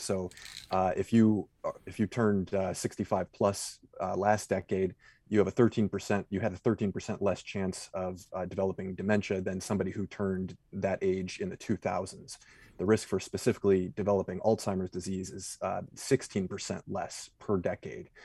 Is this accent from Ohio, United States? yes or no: yes; Cleveland, Ohio, United States; I grew up in Cleveland, which is sort of the anchorage of the Midwest